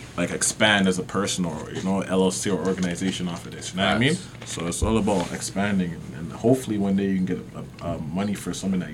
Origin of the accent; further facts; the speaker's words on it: Brampton, Ontario, Canada; we grew up in Brampton. I grew up on Binder Twine Trail, Binder Twine Taylor Trail. They like connect. They go through. We both went to school at Homestead.